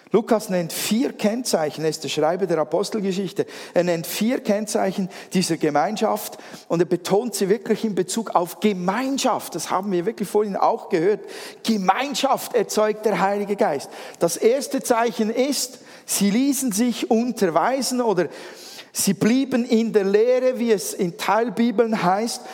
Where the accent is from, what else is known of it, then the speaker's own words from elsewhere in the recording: Switzerland; als Schweizer